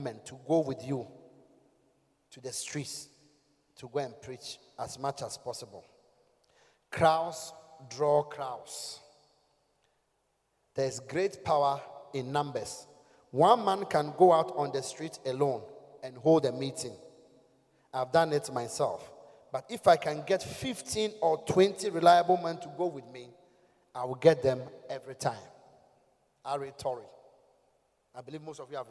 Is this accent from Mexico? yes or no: no; Ghana; From Ghana